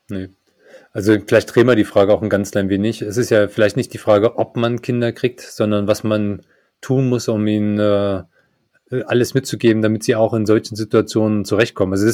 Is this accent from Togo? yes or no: no; East Germany, Germany; born there; zu der Zeit, wo ich geboren bin, äh, mit meinem DDR-Background, ähm, also in einem Umfeld, in dem man nicht mal seine Meinung sagen durfte